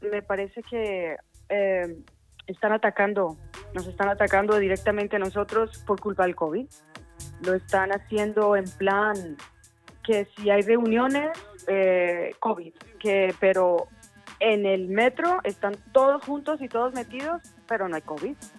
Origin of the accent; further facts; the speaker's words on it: Cali, Valle del Cauca, Colombia; now in Ibiza, Spain; de Cali, Colombia, residente de Ibiza